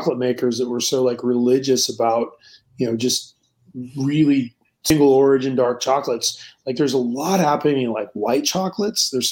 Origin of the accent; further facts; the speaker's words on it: Scappoose, Oregon, United States; also born or lived in Madrid / New York; now in Portland, United States; growing up in Oregon